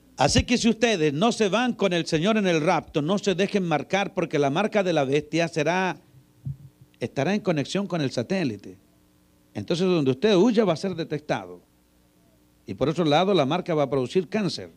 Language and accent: Spanish; Chile; Yo soy chileno